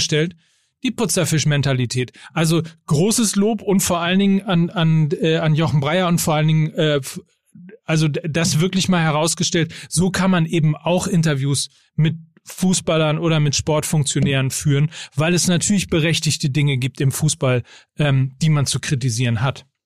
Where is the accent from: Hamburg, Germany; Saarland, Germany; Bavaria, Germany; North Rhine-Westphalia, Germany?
North Rhine-Westphalia, Germany; Und als Ostwestfale